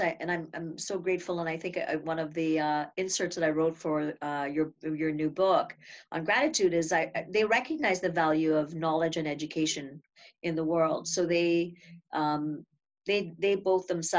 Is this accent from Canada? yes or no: no; Trinidad & Tobago; I grew up in Trinidad and Tobago, like you had said, a little Caribbean island